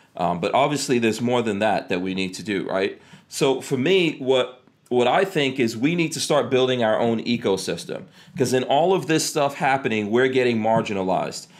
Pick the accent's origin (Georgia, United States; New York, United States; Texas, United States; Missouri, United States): New York, United States; New York City; also born or lived in New Jersey; now in Florida, United States; I grew up in uh, in in Far Rockaway, New York, and I got out of there, went to New Jersey, actually worse. You know, and then came to Florida